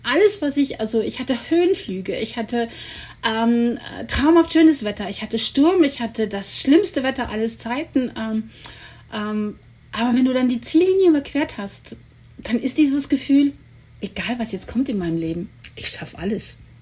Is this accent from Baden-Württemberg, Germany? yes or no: no; Cologne, North Rhine-Westphalia, Germany; ich komme aus Köln